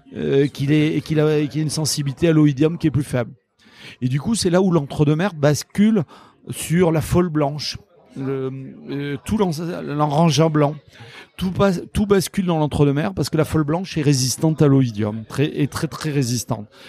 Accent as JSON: {"language": "French", "town": "La Réole", "region": "Nouvelle-Aquitaine", "country": "France", "tie": "born or raised there", "said": "je suis originaire de la Réole"}